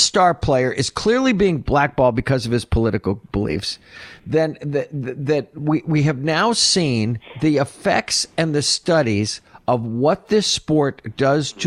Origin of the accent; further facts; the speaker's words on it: Oneida, New York, United States; I grew up in Oneida